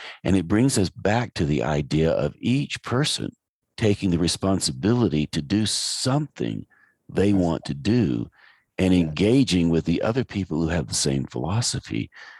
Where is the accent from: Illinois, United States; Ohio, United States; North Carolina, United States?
North Carolina, United States; Asheville; I grew up in Asheville. I remember the environment back in the 50s.